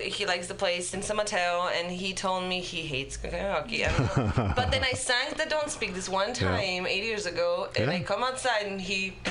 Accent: Poland; English is a second language; moved away as an adult; I'm from Poland.

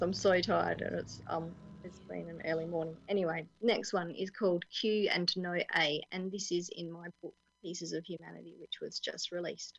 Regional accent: Australia; I'm Australian

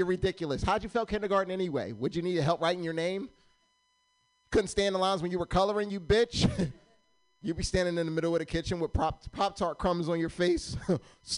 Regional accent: Pennsylvania, United States; now in Sacramento, United States; originally, I'm from Pennsylvania. I'm not from California.

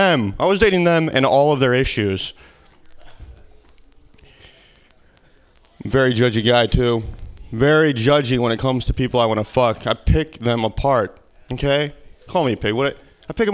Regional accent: Midwest, United States; moved away as an adult; now in California, United States; originally, I'm from the Midwest. This is winter back where I come from. This is my second year in California without it

